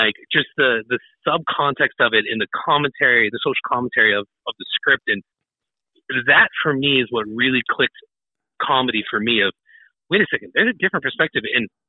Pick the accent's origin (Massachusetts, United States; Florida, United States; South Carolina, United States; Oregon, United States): Massachusetts, United States; North Shore; moved away as an adult; now in New Hampshire, United States; Born and raised. I was born and raised in North Shore, Massachusetts.